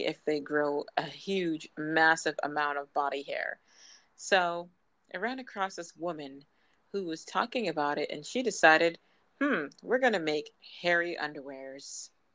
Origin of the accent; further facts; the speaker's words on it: Massachusetts, United States; I'm out from Massachusetts